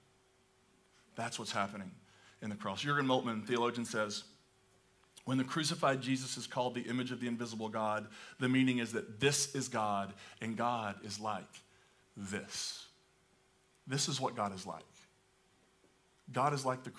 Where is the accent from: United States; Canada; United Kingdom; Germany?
United States; as an American